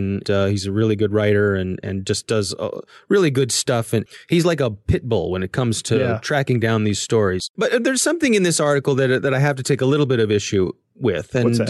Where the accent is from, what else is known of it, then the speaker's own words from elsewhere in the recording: Orlando, Florida, United States; born there; I was born in Orlando, Florida.